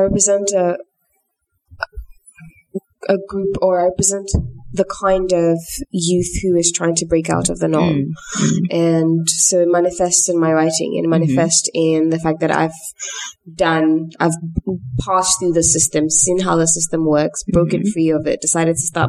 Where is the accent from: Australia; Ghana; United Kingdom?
Ghana; I live in Ghana. People resonate with what I do as a Ghanaian